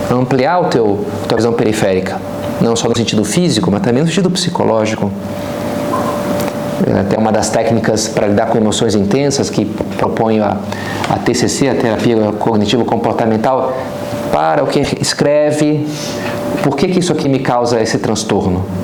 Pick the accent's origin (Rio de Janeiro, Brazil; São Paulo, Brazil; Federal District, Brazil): Rio de Janeiro, Brazil; como carioca, na paz, estamos aqui, tranquilo, né?